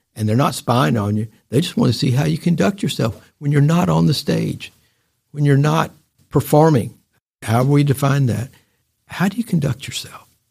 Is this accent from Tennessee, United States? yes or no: yes; Chattanooga, Tennessee, United States; moved away as an adult; also born or lived in Washington, D.C.; come back and be the editor of the newspaper in my hometown